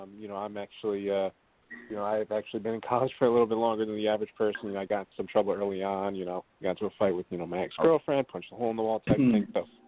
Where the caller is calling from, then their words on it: Hackensack, New Jersey, United States; calling in from Hackensack, New Jersey.